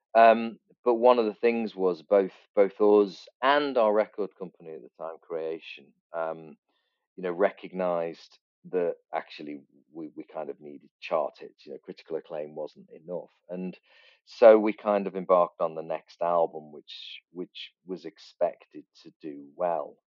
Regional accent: near Liverpool, North West England, United Kingdom; we grew up near Liverpool

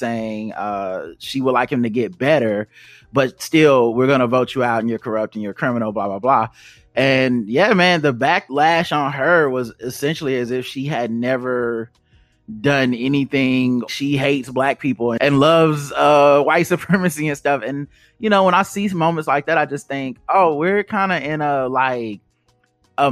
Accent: the South, United States; growing up in the South

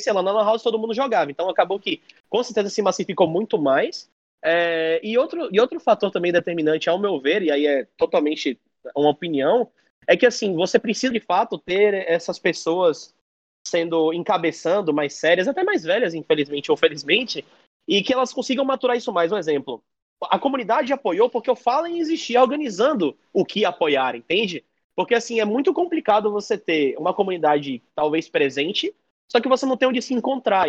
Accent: Bahia, Brazil; eu gosto bastante da terra que eu moro, da terra que eu vivo e de onde eu venho.

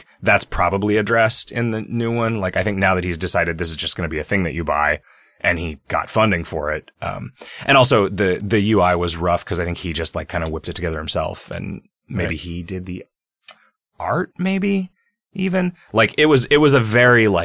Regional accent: United States; I'm American

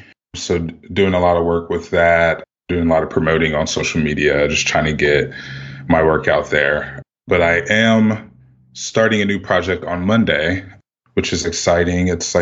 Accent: Midwest, United States; I'm from the Midwest originally, so it's like a big kind of Midwest thing for us.

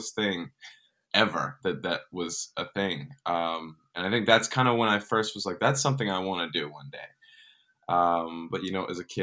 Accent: Dallas, Texas, United States; I grew up in Dallas, Texas

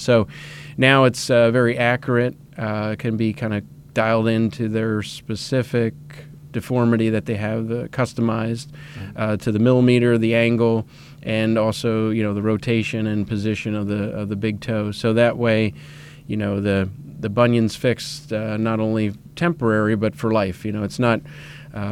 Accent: Reading, Pennsylvania, United States; moved away; I'm originally a Pennsylvania resident. I grew up in Reading, Pennsylvania

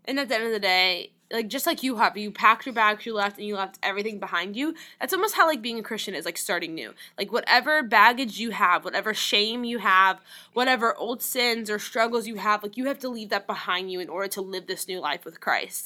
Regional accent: New Orleans, Louisiana, United States; moved away; I grew up in New Orleans, Louisiana

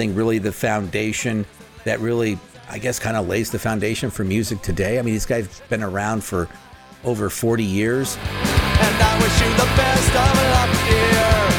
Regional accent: Phoenix, Arizona, United States; Again, I grew up in Phoenix, so we didn't really have alternative radio.

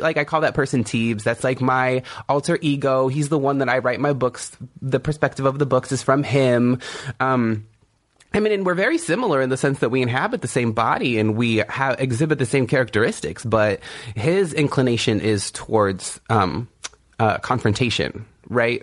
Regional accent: Kumeyaay Nation, Southern California, United States; I'm from the Kumeyaay Nation in Southern California.

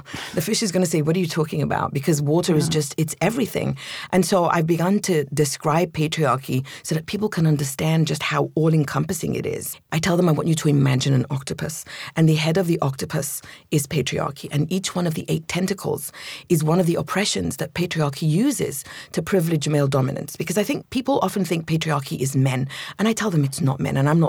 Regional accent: London, United Kingdom; also born or lived in Egypt; So I was born in Egypt to an Egyptian family. And we moved to London when I was 7.

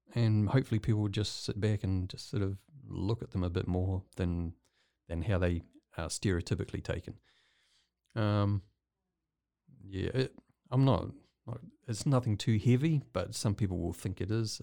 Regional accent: New Zealand; moved away as an adult; now in Waco, United States; I'm not from Waco. I'm from New Zealand

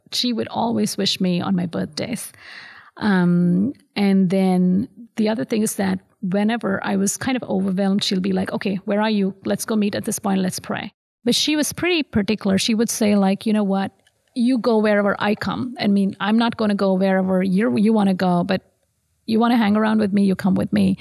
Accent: Tamil Nadu, India; moved away as an adult; also born or lived in Madurai; now in Central Florida, United States; I grew up in South India, so um, I was born in Madurai, which um, honestly is called a city of temples

